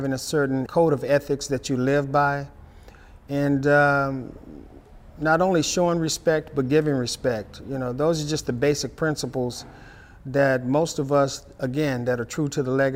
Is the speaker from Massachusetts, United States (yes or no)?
no; Dallas, Texas, United States; I'm from Dallas, Texas